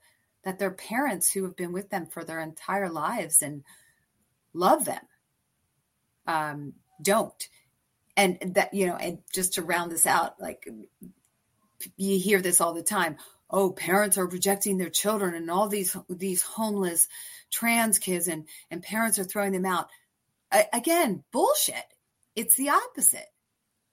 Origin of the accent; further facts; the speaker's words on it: East Coast, United States; now in San Francisco, United States; I'm from the East Coast